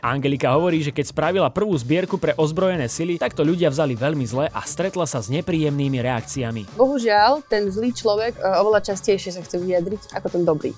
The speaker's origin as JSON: {"language": "Slovak", "country": "Ukraine", "also_born_or_lived": "Kyiv", "moved": "as an adult", "said": "ja som tá Ukrajinka"}